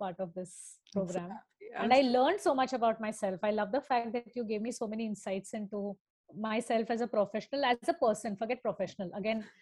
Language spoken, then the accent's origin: English; Thane, Maharashtra, India; growing up in Thane